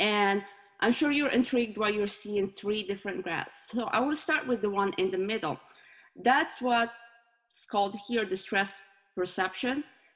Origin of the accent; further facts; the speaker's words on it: Morocco; moved away as an adult; now in United States; My home country is Morocco, and I moved to the US 7 years ago.